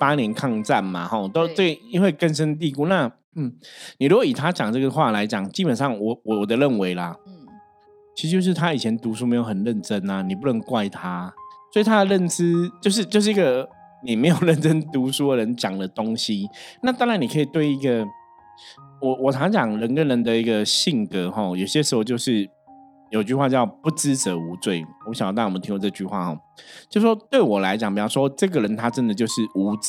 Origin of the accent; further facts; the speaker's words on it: Taipei, Taiwan; 就像我是台北人，你说你们台北人用天龙国，我可能会觉得，哎，我不是啊